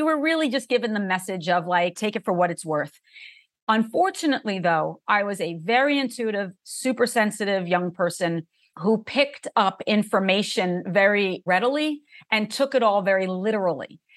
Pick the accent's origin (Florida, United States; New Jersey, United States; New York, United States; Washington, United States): New Jersey, United States; I grew up in New Jersey in a family that was half Catholic, half Jewish